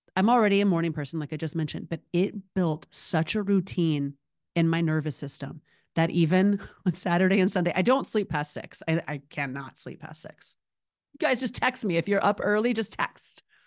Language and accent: English; Alabama, United States; moved away as an adult; now in Los Angeles, United States; Born and raised in Alabama, currently living in Los Angeles. It's only been twenty-two years